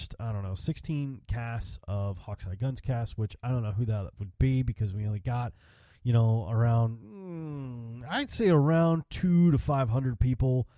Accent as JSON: {"language": "English", "region": "Texas", "country": "United States", "tie": "born or raised there", "also_born_or_lived": "Chicago, Illinois", "said": "I grew up in Texas, and I've been in Texas since I was 12 years old, and before that I was in Chicago"}